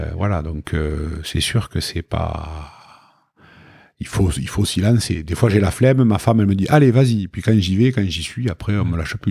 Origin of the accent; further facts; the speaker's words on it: Toulouse, Occitania, France; on est toulousain